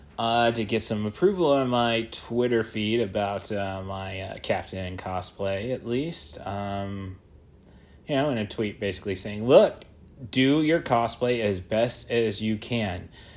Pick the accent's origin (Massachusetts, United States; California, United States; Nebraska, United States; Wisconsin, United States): Wisconsin, United States; Green Bay; I'm from Green Bay, Wisconsin.